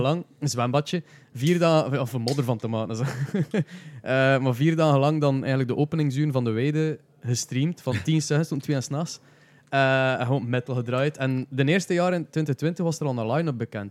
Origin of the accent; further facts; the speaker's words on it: Flanders, Belgium; accent: Flemish; ik ben direct was Vlaams te praten